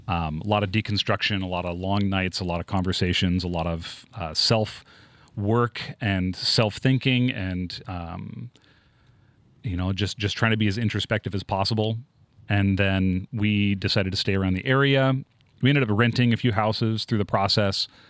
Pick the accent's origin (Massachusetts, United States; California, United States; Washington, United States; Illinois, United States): Washington, United States; Tacoma; moved away as an adult; also born or lived in East Texas; I'm from Tacoma.